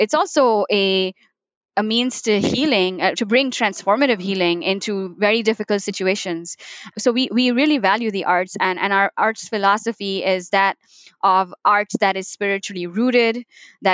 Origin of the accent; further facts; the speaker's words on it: Mumbai, Maharashtra, India; moved away; I was born in Mumbai